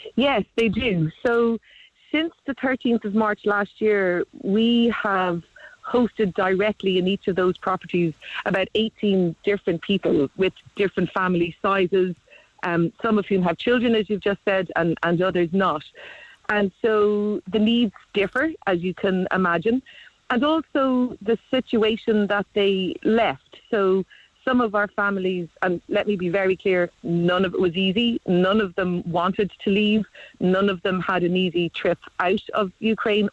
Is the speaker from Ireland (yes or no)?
yes; Cork, Munster, Ireland; I'm live in Cork. I'm from Cork